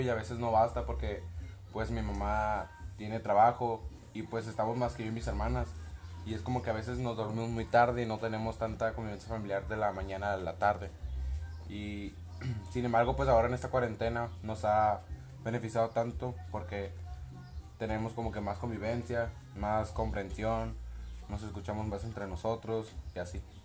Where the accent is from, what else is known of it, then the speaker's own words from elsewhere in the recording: Mexico; como muchos mexicanos